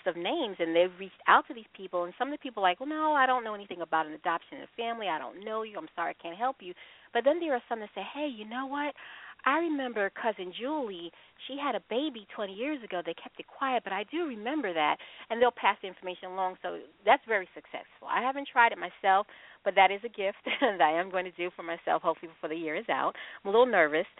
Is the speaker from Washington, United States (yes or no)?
no; Long Island, New York, United States; I'm from New York. And I'm adopted as well. I was raised on Long Island myself